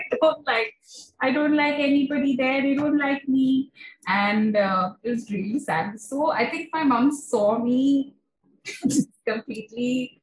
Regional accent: Kolkata, West Bengal, India; also born or lived in Shahapur; growing up in Kolkata

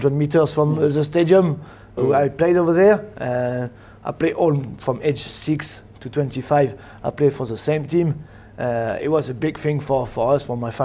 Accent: Le Havre, Normandy, France; English is a second language; moved away as an adult; now in Scotland; I'm from Le Havre

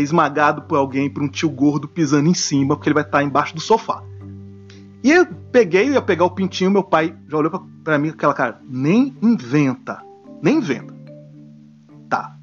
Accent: Brasília, Federal District, Brazil; born or raised there; moved away

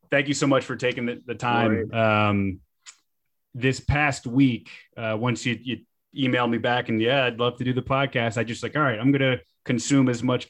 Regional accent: South Florida, United States; now in Los Angeles, United States; I was born and raised in South Florida

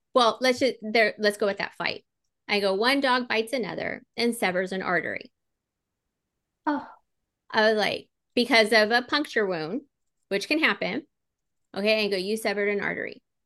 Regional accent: Southern California, United States; moved away; I was born and raised out there in Southern California

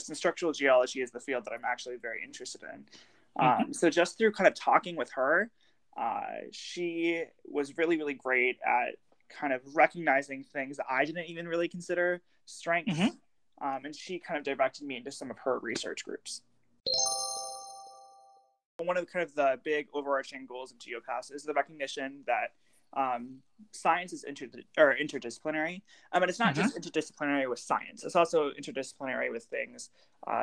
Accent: Watertown, Wisconsin, United States; I graduated from high school in 2018 from Watertown

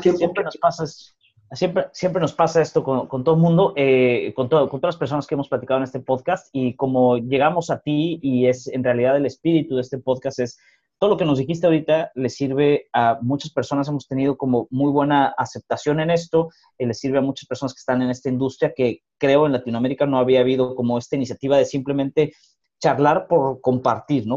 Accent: northern Mexico, Mexico; los que somos mexicanos y de los que hemos vivido en el norte de México

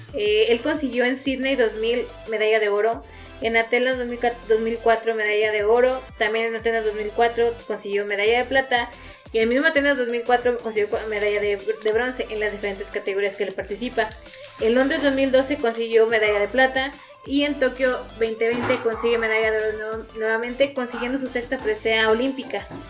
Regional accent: San Luis Potosí, Mexico; los potosinos

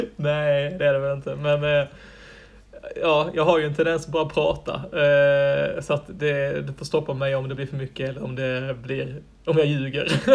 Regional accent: Helsingborg, Skåne, Sweden; moved away as an adult; now in Iceland; hemma i Helsingborg

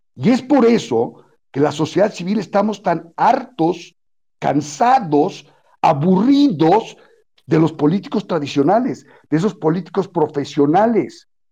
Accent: Mexico

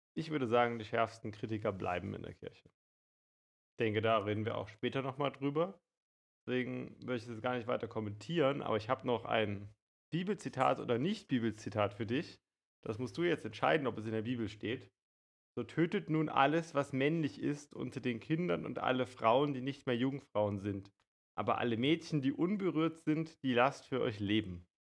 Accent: Germany; uns als Deutsche

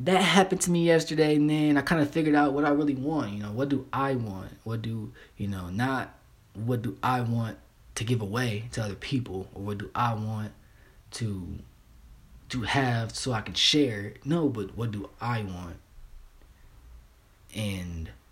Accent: Kentucky, United States; I'm from the South. I'm from Kentucky

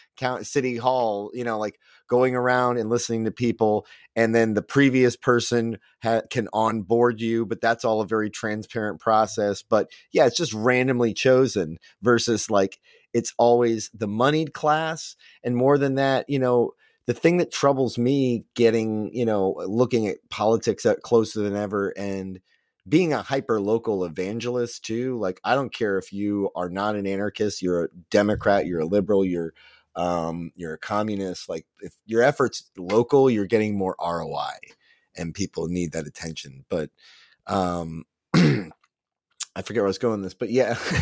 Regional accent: United States; as an American

